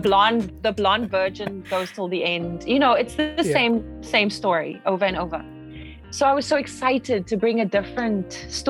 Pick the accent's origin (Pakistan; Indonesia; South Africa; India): South Africa; moved away as an adult; also born or lived in Los Angeles, United States; now in United States; I'm South African